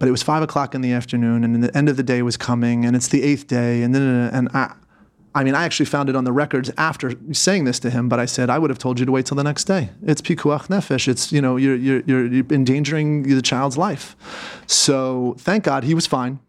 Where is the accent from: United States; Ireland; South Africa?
United States; Philadelphia, Pennsylvania; moved away as an adult; also born or lived in New York; now in Israel; I was born in Philadelphia